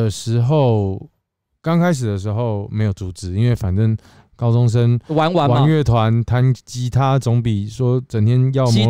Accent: Kaohsiung, Taiwan; 我是高雄人。

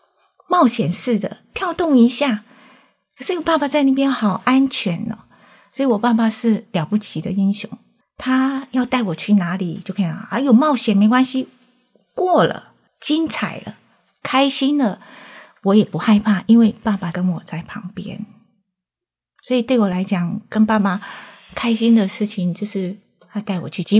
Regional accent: Chiayi, Taiwan; 我三岁的时候在嘉义的眷村长大

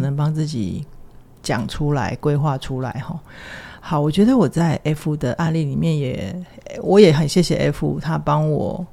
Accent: Taiwan; 我们都是就是在台湾的这样的环境长大

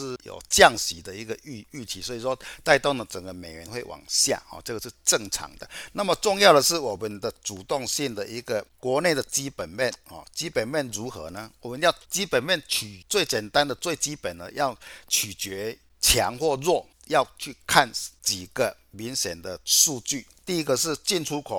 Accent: Chiayi, Taiwan; 各位，我是金钱报的现场朋友，大家好，

